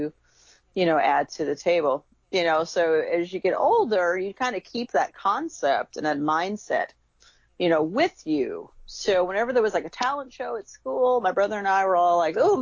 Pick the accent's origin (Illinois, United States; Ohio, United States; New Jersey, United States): Illinois, United States; Chicago; my brother and I, we grew up in Chicago, Illinois, back in the 60s